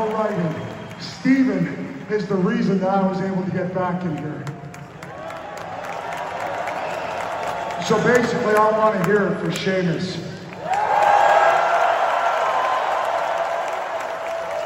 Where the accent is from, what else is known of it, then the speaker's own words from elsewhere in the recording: Canada; moved away; I am Canadian first and foremost